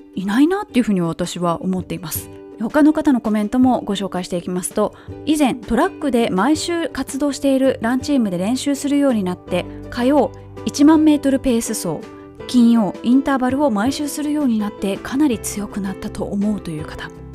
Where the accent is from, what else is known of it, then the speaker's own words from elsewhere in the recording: Kobe, Hyogo, Japan; moved away; 神戸マラソンのコースのすぐそばに実家がある